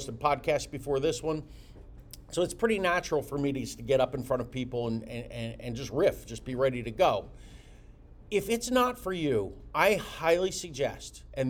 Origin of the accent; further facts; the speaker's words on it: Jersey Shore, greater Philadelphia area, New Jersey, United States; moved away as an adult; now in Florida, United States; I'm from the greater Philadelphia area, I'm from the Jersey Shore.